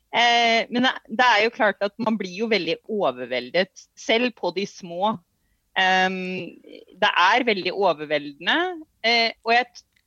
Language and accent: Norwegian; Norway; Vi kommer fra Norge